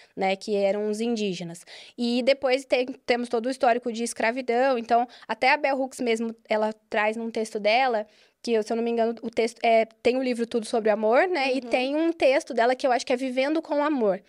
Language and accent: Portuguese; Minas Gerais, Brazil; Eu sou mineira, nasci em Minas